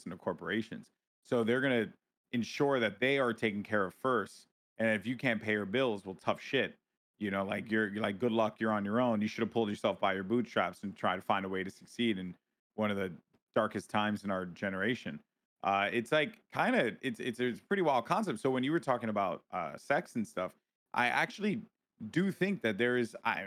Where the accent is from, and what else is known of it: New York, United States; born or raised there